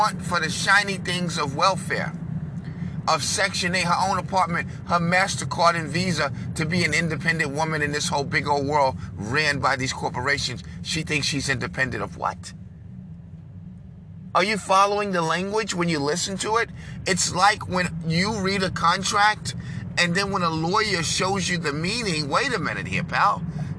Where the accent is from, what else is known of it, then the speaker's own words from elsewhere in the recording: New York, United States; I'm from New York